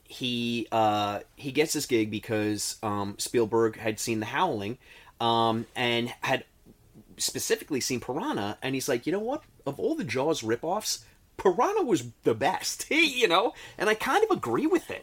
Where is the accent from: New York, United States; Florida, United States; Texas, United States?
New York, United States; we are from New York